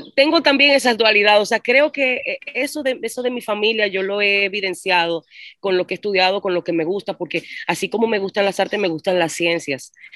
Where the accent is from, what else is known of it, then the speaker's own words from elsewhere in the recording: La Romana, Dominican Republic; also born or lived in Santo Domingo / San Cristóbal; Yo vine con siete años yo nací en Santo Domingo, que es la capital. A los siete, viví siete años en San Cristóbal, al sur, con mi familia. Y luego con siete años vine al este, a la Romana.